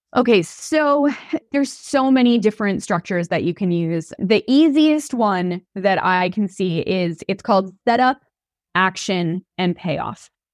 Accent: New York, United States; I'm from New York

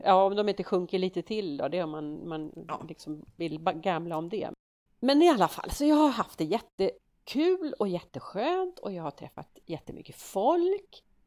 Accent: Sweden; vi svenskar

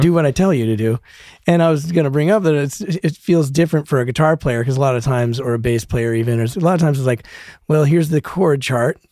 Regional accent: Broomfield, Colorado, United States; moved away as an adult; also born or lived in Denver; now in Los Angeles, United States; I grew up in Broomfield, Colorado

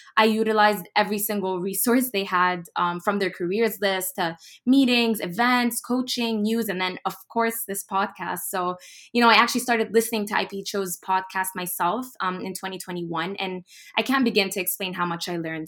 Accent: Dubai, United Arab Emirates; moved away as an adult; also born or lived in United States / Boston / Egypt; I'm ethnically Egyptian. I was actually born in the U S, and then I was raised in Dubai and traveled all the way to Boston in twenty seventeen

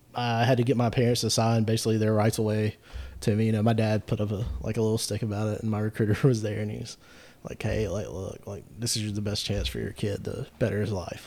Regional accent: Gastonia, North Carolina, United States; I grew up in Gastonia

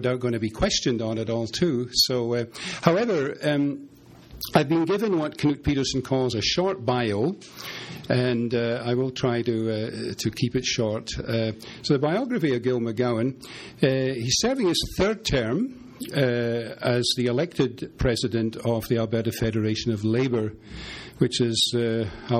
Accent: Scotland, United Kingdom; moved away; being a Scotsman.

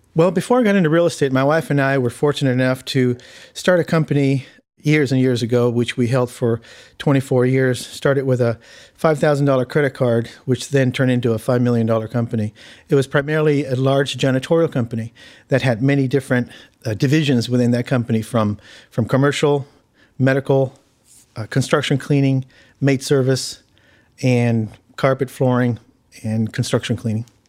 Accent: Hawthorne, California, United States; born or raised there; also born or lived in Argentina

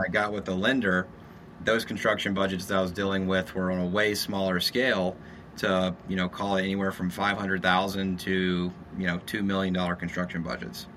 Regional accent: Shreveport, Louisiana, United States; moved away as an adult; also born or lived in San Diego, California / Texas; now in Austin, United States; I'm from Louisiana, Shreveport, Louisiana

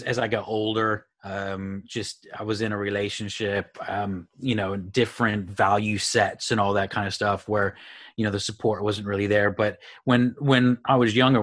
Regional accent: Houston, Texas, United States; moved away as an adult; also born or lived in Phoenix, Arizona / Amarillo, Texas; I grew up in Houston

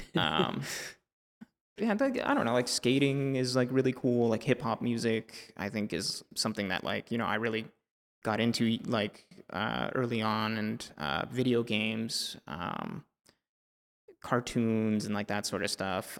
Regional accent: El Salvador; moved away; I spent a lot of time growing up in El Salvador.

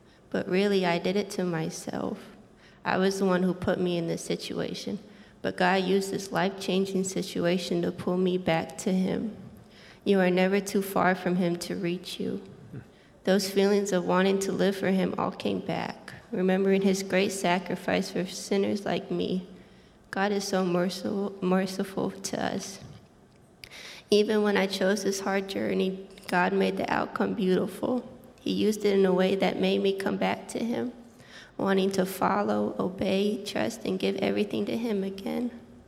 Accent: Jordan; English is a second language; I'm 22 years old. I was a missionary kid born and raised in Jordan. Even though I grew up in a Christian home learning Bible stories, I was 15 years old when I accepted Jesus as my Savior.

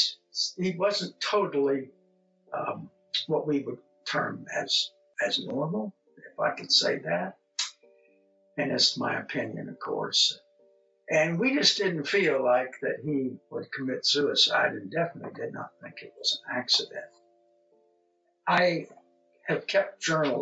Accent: Cincinnati, Ohio, United States; moved away; also born or lived in Green Hills, Ohio; I was born in Cincinnati, Ohio, went to school at Elmwood Place and then moved up to Green Hills

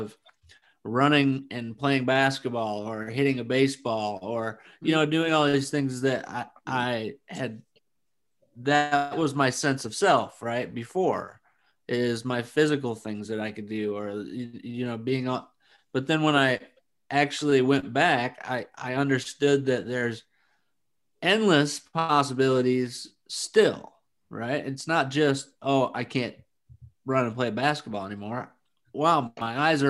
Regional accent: Flint, Michigan, United States; now in Arizona, United States; I'm from Flint

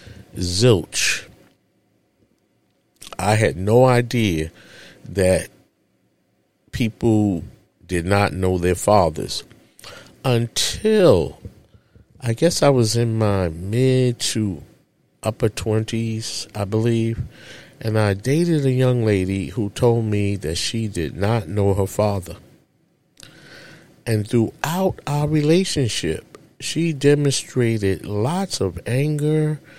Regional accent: New York City, New York, United States; as a child growing up in Harlem, USA, in a public housing project

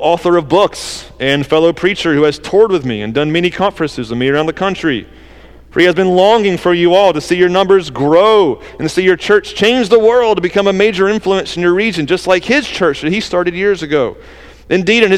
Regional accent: the South, United States; accent: southern; That's my southern accent

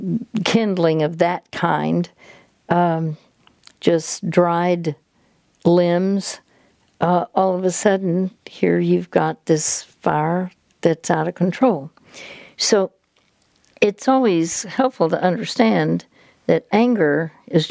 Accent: Dallas, Texas, United States; I'm from Dallas, Texas

